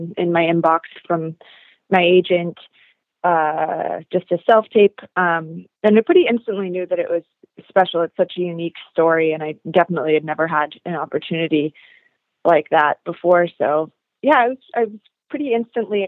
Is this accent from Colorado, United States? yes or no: no; Seattle, Washington, United States; my life growing up in Seattle